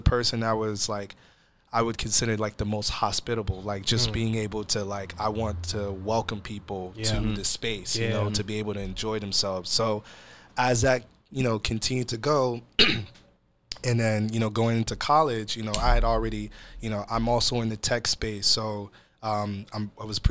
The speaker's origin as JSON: {"language": "English", "town": "Atlanta", "region": "Georgia", "country": "United States", "tie": "born or raised there", "moved": "yes", "lives_now": "Seattle, United States", "said": "I'm originally born and raised in Atlanta, Georgia, but I am Nigerian"}